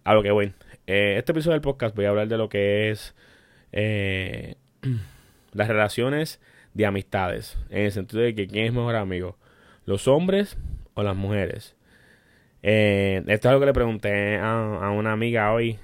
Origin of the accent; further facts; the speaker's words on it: Puerto Rico; Somos puertorriqueños y tenemos un humor negro